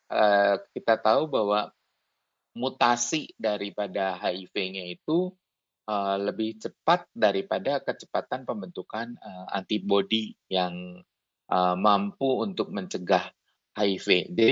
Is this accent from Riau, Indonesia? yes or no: no; Bandung, West Java, Indonesia; Halo semua, saya Dr. …, saya dari Bandung.